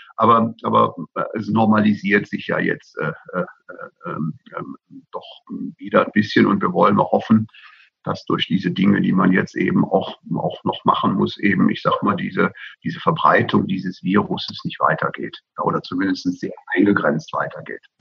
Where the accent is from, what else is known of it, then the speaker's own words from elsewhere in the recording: Bavaria, Germany; bei uns in Bayern